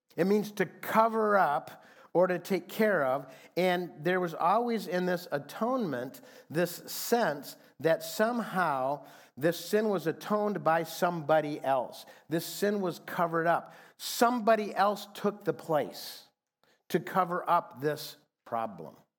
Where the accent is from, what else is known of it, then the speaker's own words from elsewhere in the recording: Fremont, Michigan, United States; now in Phoenix, United States; a group of guys that I grew up with in Fremont, Michigan